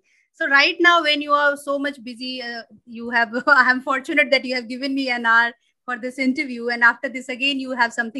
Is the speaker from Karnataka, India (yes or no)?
no; Madhubani district, Bihar, India; I'm from Madhubani district and there they do Madhubani painting